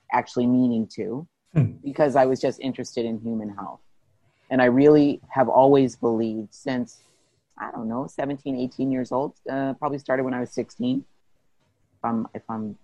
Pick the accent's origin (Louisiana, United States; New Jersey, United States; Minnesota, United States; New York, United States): New Jersey, United States; Plainfield; I grew up in New Jersey